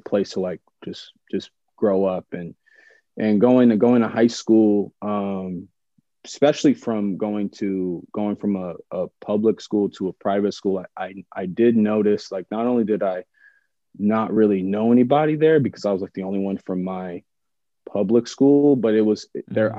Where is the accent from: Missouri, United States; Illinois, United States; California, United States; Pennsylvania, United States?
California, United States; San Jose; moved away as an adult; also born or lived in Los Angeles; where I grew up specifically in San Jose